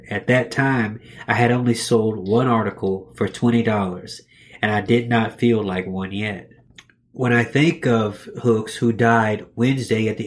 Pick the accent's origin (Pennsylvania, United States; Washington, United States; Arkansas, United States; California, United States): Arkansas, United States; Growing up in Arkansas, I struggled to find writers whose stories reflected the challenges of being a woman in rural America.